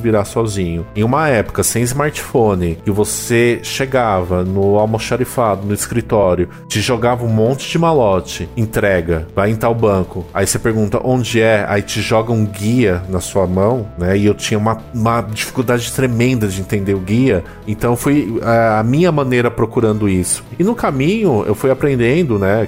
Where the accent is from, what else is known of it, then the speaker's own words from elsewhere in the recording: ABC region, Greater São Paulo, Brazil; eu sou do ABC, né? Eu sou de São Paulo, mas eu sou da região do ABC, que é a grande São Paulo